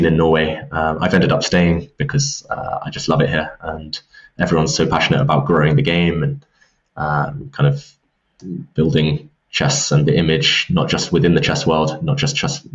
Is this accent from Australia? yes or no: no; England, United Kingdom; I'm from England